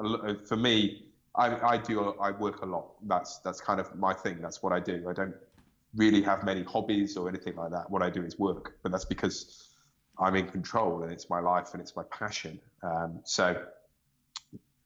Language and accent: English; United Kingdom; I'm British